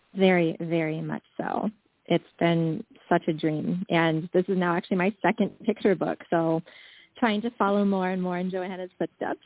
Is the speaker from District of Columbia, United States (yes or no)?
yes; Washington, District of Columbia, United States; also born or lived in South Korea; I was adopted to a white presenting Jewish family in Washington, D.C. when I was around five or six months old